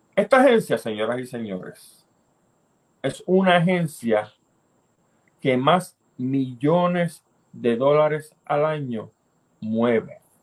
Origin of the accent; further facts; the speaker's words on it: Puerto Rico; tenemos en Puerto Rico